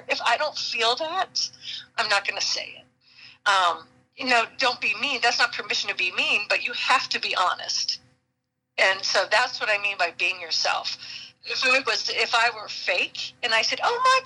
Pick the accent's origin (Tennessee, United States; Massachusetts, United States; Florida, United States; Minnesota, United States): Massachusetts, United States; Boston; moved away; Boston is my hometown and near and dear to my heart